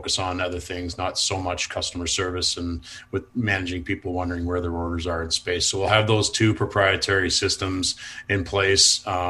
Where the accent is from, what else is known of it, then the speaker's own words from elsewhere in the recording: Burlington, Ontario, Canada; also born or lived in London, Ontario / Kingston, Ontario; I was born in London. My family moved to Burlington, Ontario when I was 2. I ended up spending the next 12 years there playing minor hockey